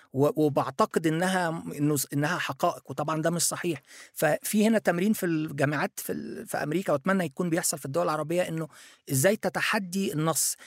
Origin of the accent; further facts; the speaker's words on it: Egypt; also born or lived in Japan; أنا مصري موجود في مصر